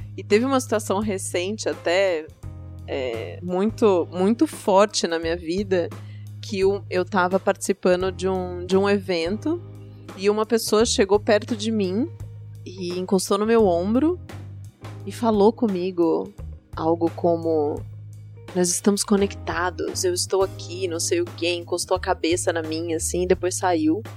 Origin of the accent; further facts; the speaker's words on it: Southeast Region of Brazil, Brazil; Eu sou do Sudeste